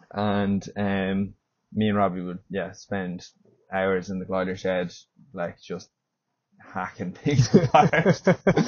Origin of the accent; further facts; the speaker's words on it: Howth, Leinster, Ireland; Originally, I'm from Dublin, mm-hmm. Grew up in Howth